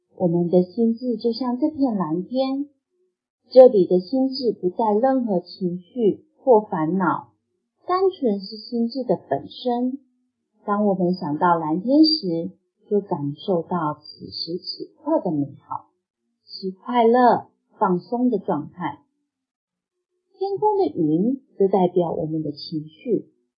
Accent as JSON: {"language": "Chinese", "country": "Taiwan", "tie": "born or raised there", "moved": "yes", "lives_now": "Cambodia", "said": "第一次时我当时回台湾，因此呢，在我家乡录音"}